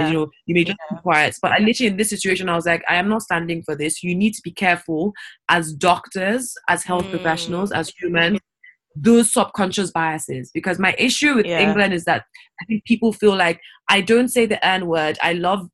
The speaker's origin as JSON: {"language": "English", "country": "Nigeria", "said": "I'm African. I'm Nigerian. I'm not from the Caribbean"}